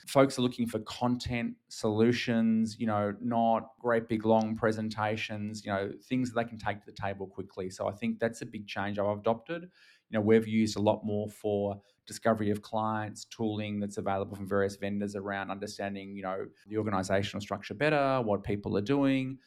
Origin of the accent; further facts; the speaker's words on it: Australia; accent: Australian; now in Singapore; I'm actually Australian. I'm based in Singapore nowadays, but Australian